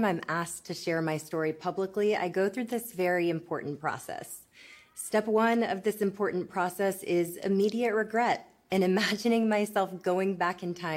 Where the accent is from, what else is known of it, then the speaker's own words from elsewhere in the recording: Austin, Texas, United States; also born or lived in Boulder, Colorado / Palo Alto, California / Boston, Massachusetts; I was born and raised here in Austin, Texas